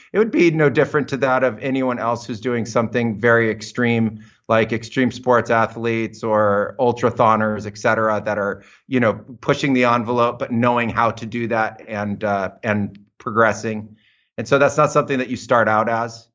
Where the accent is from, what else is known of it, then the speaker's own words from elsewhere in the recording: United States; moved away; I was growing up in American suburbia